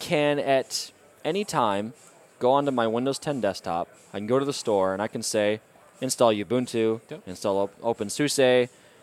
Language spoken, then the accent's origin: English; the Midwest of the U.S., United States; I'm from the Midwest of the U.S.